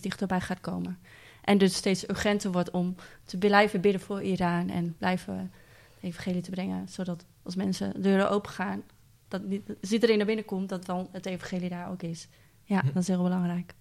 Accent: Netherlands; wij als Nederlanders

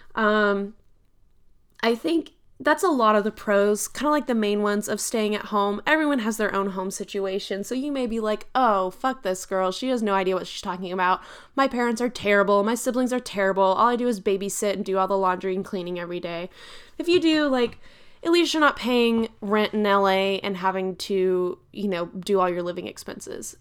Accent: Texas, United States; I'm from Texas

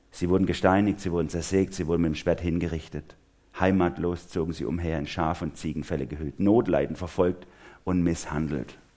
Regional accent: Germany; also born or lived in Karlsruhe-Durlach, Baden-Württemberg

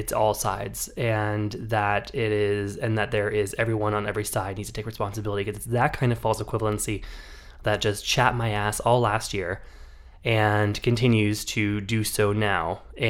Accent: California, United States; Which is just one of like the bougiest, whitest getaways that you can have as a Californian.

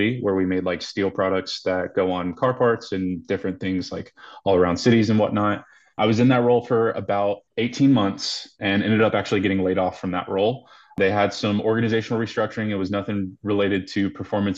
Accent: Greensboro, North Carolina, United States; moved away as an adult; now in Denver, United States; I'm born and raised in Greensboro, North Carolina. So I've been a Carolina boy all my life.

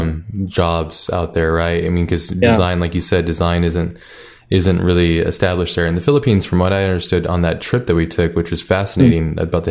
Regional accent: Hawaii, United States; I grew up in Hawaii

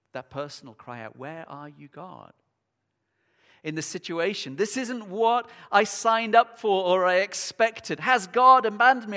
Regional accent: United Kingdom; we're British

